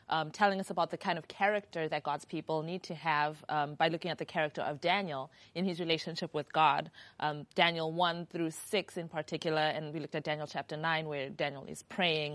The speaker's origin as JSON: {"language": "English", "country": "Zimbabwe", "said": "I'm from Zimbabwe"}